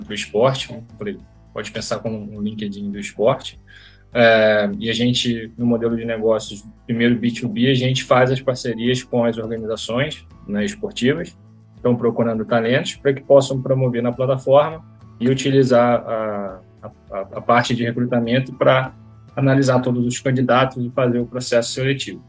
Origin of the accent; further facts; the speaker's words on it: Rio de Janeiro, Brazil; sou do Rio de Janeiro, uh, fui atleta de remo do, do Flamengo e do Botafogo